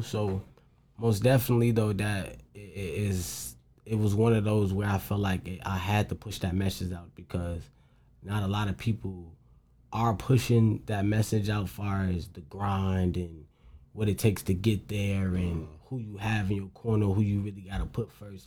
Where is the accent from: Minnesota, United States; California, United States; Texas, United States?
Minnesota, United States; St. Paul; I grew up in St. Paul, like the capital of the city